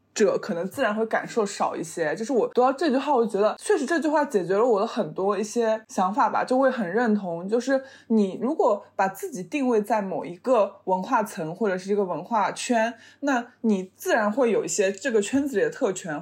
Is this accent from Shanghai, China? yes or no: yes; Shanghai, China; 因为我妈妈是丹东人，然后她一直在俄罗斯工作，然后我爸爸是上海人，然后我是从小在上海长大，然后我每回一直去俄罗斯，然后我也没怎么去过丹东